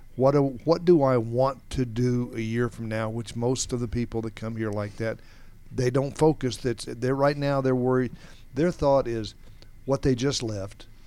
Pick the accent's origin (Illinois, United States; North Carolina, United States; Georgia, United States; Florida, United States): Georgia, United States; Atlanta; Growing up around Atlanta area, everything is at least a half an hour away